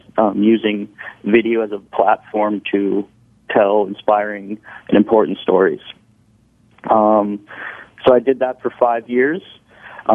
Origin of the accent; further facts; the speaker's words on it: Orange County, California, United States; also born or lived in San Diego, California; now in Hermosa Beach, United States; I grew up in Orange County, California